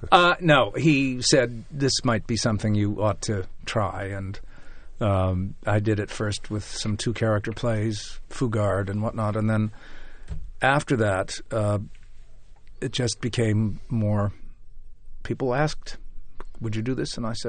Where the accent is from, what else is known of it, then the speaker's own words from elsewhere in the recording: Chicago, Illinois, United States; also born or lived in New York, United States; About 12 years I was an actor, first in Chicago, my hometown, and then rather quickly in New York.